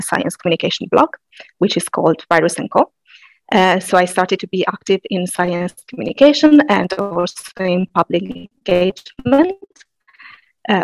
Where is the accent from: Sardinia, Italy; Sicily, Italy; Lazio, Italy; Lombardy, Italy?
Sardinia, Italy; moved away as an adult; also born or lived in Padua; I'm Italian. More specifically, I am from Sardinia